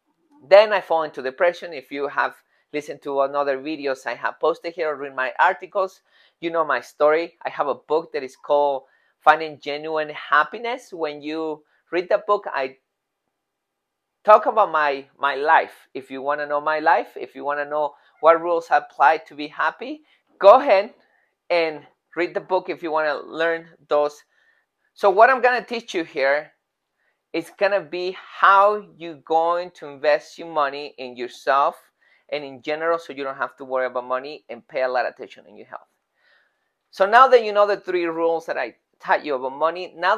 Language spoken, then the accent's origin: English; Mexico City, Mexico; moved away; In Mexico, I'm from Mexico City